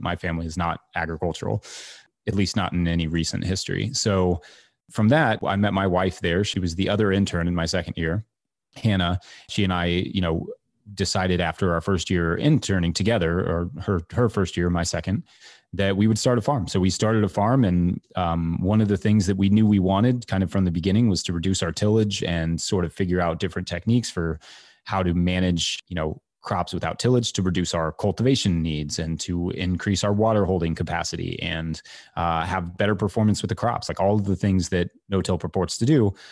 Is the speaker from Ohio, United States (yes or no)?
no; Kentucky, United States; moved away; also born or lived in New York City; I moved from New York City back to my home state of Kentucky